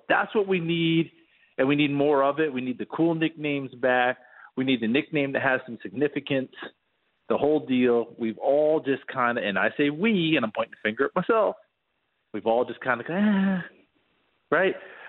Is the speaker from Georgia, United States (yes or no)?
no; New York, United States; I grew up in New York State.